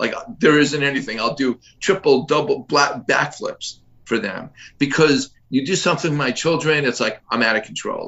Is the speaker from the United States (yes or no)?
yes; Miami, Florida, United States; I was born and raised in Miami.